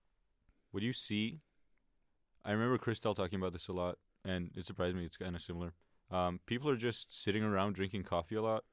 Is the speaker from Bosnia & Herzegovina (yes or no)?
yes; Sarajevo, Bosnia & Herzegovina; moved away; I'm from Sarajevo, Bosnia and Herzegovina. This is the capital.